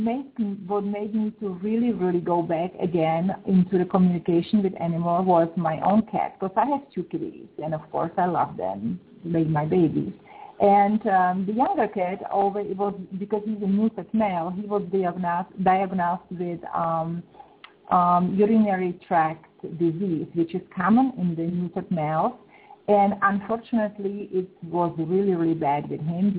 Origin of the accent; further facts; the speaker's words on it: Czechia; moved away; I am originally from Czech Republic. I was born and raised in Czech Republic, actually former Czechoslovakia